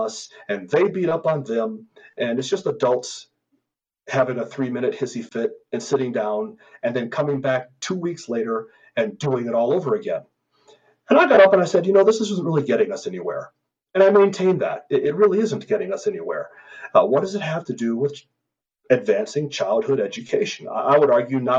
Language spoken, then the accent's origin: English; Colorado Springs, Colorado, United States; I still have a child in the public school system here in my hometown of Colorado Springs